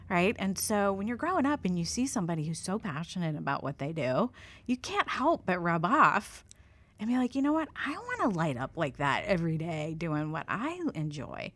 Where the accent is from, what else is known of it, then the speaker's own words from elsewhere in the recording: Steubenville, Ohio, United States; moved away as an adult; also born or lived in Columbus, Ohio; originally from Ohio, born and raised in … hometown